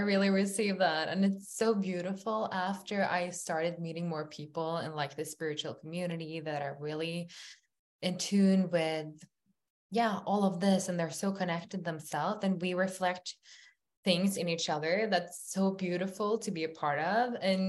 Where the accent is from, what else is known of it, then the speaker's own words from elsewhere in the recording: Norway; English is a second language; I'm actually from Norway.